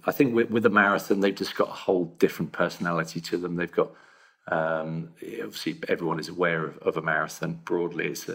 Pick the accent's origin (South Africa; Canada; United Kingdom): United Kingdom; London; as a Londoner